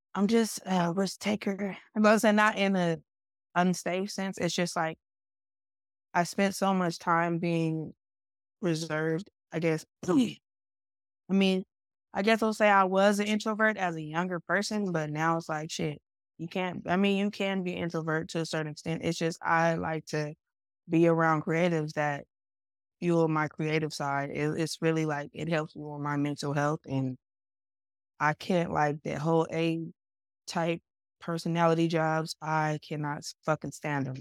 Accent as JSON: {"language": "English", "town": "Stockton", "region": "California", "country": "United States", "tie": "born or raised there", "also_born_or_lived": "Sacramento, California", "said": "I'm originally from Stockton, California, but Sacramento has been like my performance home."}